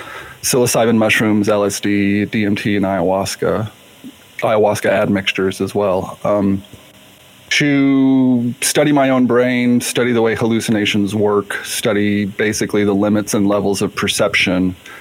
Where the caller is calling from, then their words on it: Seattle, Washington, United States; I'm calling from Seattle, or logging in from Seattle.